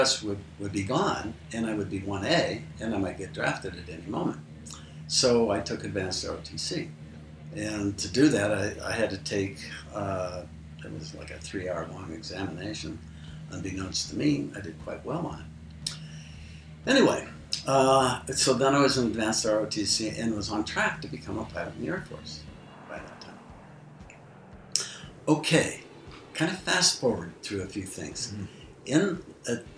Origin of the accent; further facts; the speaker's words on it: Moses Lake and North Richland, Washington, United States; when I was a senior in high school, we moved back from Moses Lake, back to North Richland with my stepfather and my mother